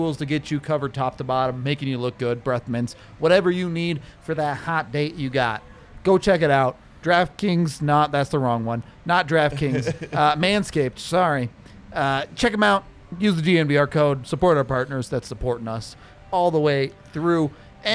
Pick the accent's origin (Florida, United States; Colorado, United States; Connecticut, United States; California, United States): Colorado, United States; also born or lived in Texas; I was born in Texas, but I moved to Colorado when I was one